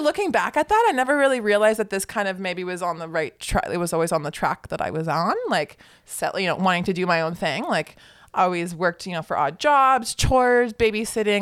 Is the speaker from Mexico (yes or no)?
no; Newmarket, Ontario, Canada; now in Barrie, Canada; Newmarket, Ontario. So that's just actually a little north of here.